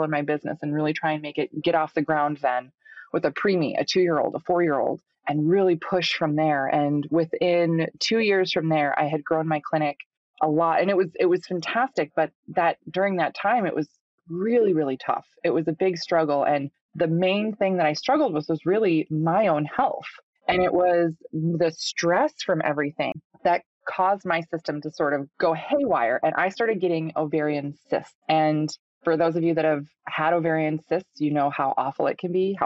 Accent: Minnesota, United States; I'm from Minnesota, grew up on a small goat farm here

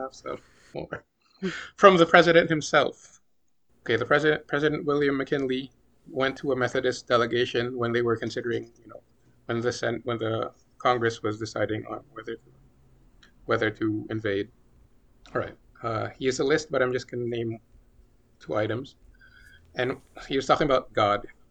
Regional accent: Philippines; I'm from the Philippines

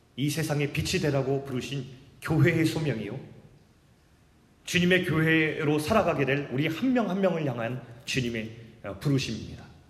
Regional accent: South Korea; also born or lived in Jamsil, Seoul; 거기서 태어났는데 제 아버지가 농촌 목회를 하신다고 태어난 지 제가 몇 개월 되지 않아 가지고 정말 시골로 갔어요. 그때부터 이제 시골의 라이프가 이제 시작됩니다

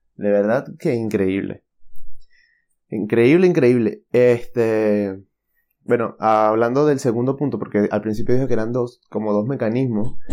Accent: Venezuela; moved away; soy de Venezuela

